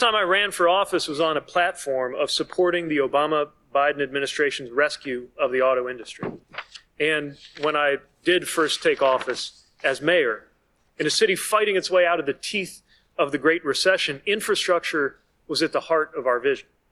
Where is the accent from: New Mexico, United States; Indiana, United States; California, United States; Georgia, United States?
Indiana, United States; South Bend; My hometown, South Bend, Indiana